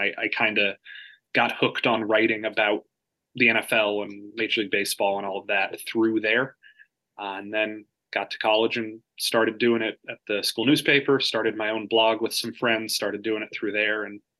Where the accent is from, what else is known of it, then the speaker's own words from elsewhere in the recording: Georgia, United States; moved away as an adult; now in Nashville, United States; I grew up in Georgia, but my parents are from the Bronx.